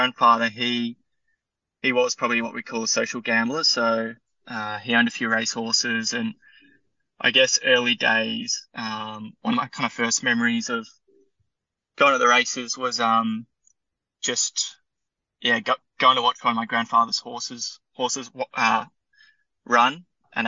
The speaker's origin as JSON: {"language": "English", "town": "Perth", "region": "Western Australia", "country": "Australia", "tie": "born or raised there", "also_born_or_lived": "England", "moved": "as an adult", "lives_now": "Melbourne, Australia", "said": "I grew up in Perth, spent some time overseas in England for about 4 years."}